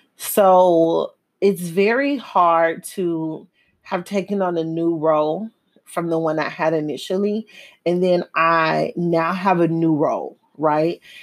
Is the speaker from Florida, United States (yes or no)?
yes; Miami, Florida, United States; now in Houston, United States; I'm from Dade County. I'm from the bottom. I'm from the three oh five